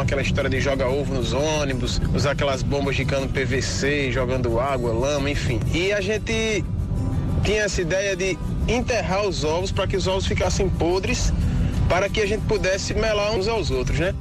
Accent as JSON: {"language": "Portuguese", "town": "João Pessoa", "region": "Paraíba", "country": "Brazil", "tie": "born or raised there", "said": "sou morador do Valentina"}